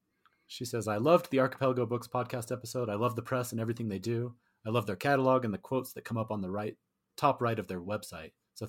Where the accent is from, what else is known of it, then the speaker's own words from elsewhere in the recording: India; first language Tamil; English is a second language; I first came across Ambai's work when I was an undergraduate in India. Okay. Tamil is my mother tongue, and while I can speak it fluently, I do not know how to read and write Tamil